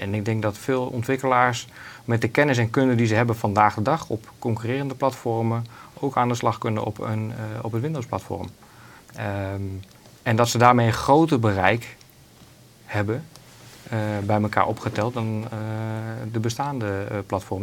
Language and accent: Dutch; Netherlands; wij als Nederlanders